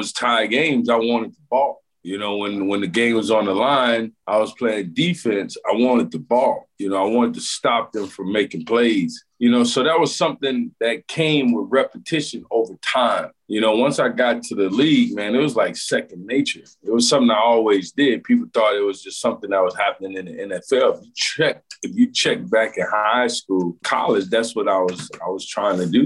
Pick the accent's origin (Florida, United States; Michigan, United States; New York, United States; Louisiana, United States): Louisiana, United States; moved away as an adult; I grew up in Louisiana